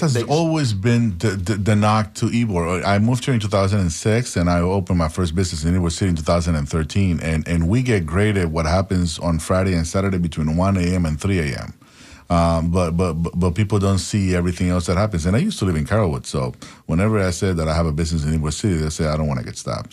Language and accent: English; Panama; now in United States; I'm an immigrant from Panama